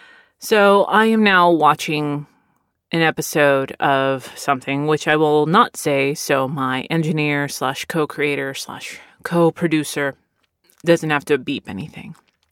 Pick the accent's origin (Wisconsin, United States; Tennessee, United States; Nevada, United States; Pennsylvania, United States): Pennsylvania, United States; Philadelphia; born there; now in Texas, United States; I was born in Philadelphia, and I, as a Navy brat, moved all over the place. But both my parents are from Texas.